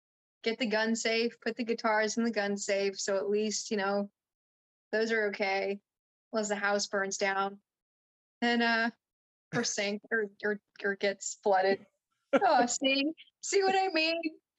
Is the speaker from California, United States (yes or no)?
yes; California, United States; also born or lived in New Jersey; Well, I grew up in, I was born in New Jersey, but then my parents, which is like, oh dear. But then my parents moved, we went to California. We were in the Bay Area too.